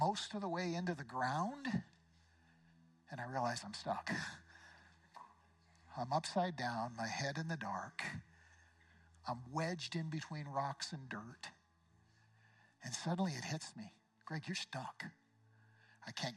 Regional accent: Eugene, Oregon, United States; my hometown of Eugene

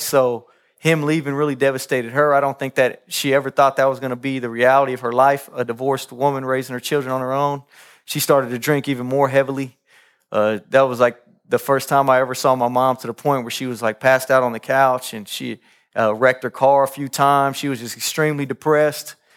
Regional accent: Kansas City, Kansas, United States; I grew up in Kansas City, Kansas, uh, Wyandotte County, uh, on tenth Street

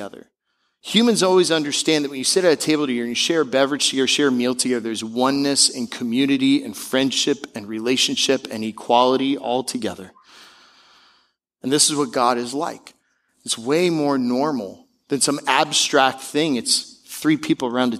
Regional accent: Seattle, Washington, United States; moved away; I'm from Seattle

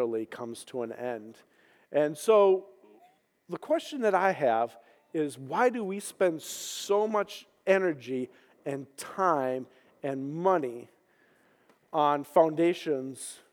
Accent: Minnesota, United States; moved away as an adult; I grew up in Minnesota. Spent 40 years there before I came out here

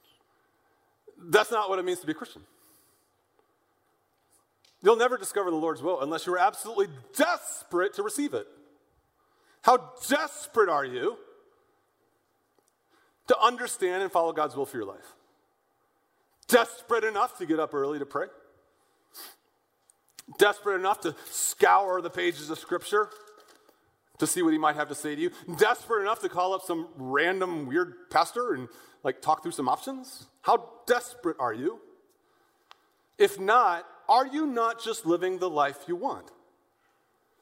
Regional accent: West County, Missouri, United States; now in St. Louis, United States; I grew up out in West County

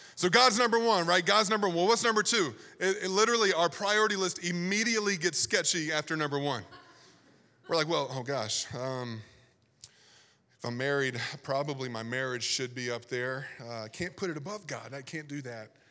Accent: Virginia, United States; I grew up in Virginia

